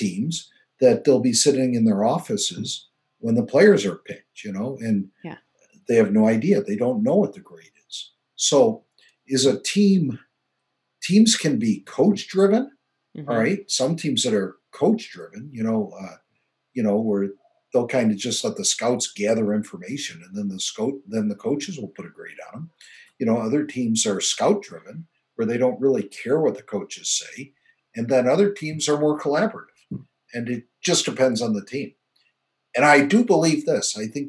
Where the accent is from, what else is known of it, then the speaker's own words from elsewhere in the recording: Nebraska, United States; And I was from Nebraska and I was a tight end coach.